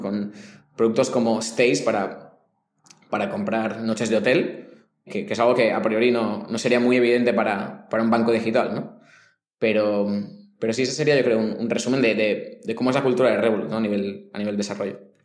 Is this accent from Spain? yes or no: yes; Spain; moved away as an adult; now in Mexico; como español